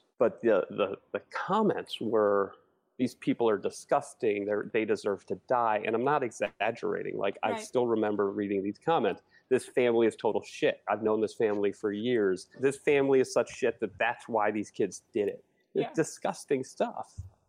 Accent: Philadelphia, Pennsylvania, United States; moved away as an adult; also born or lived in Burlington, Vermont / Chile; now in Winooski, United States; I'm a Flatlander. I'm from Philly.

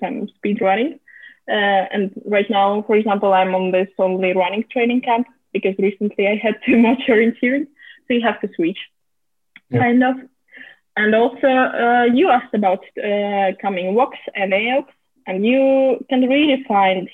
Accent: Moscow, Russia; English is a second language; I come from Moscow

